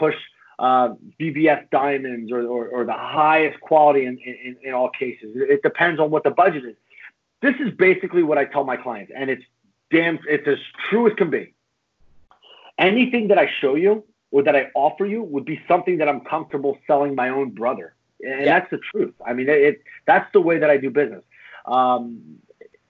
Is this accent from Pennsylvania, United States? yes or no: yes; Philadelphia, Pennsylvania, United States; I'm from Northeast Philly